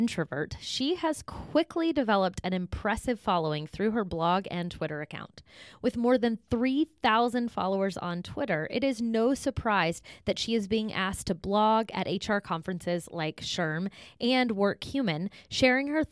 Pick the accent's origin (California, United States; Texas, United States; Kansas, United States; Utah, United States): Texas, United States; Carlos is a Texan, my home state